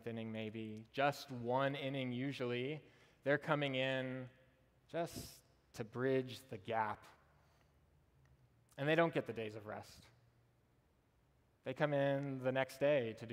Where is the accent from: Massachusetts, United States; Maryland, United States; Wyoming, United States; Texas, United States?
Texas, United States; Austin; also born or lived in Nacogdoches, Texas; I was born and raised in Austin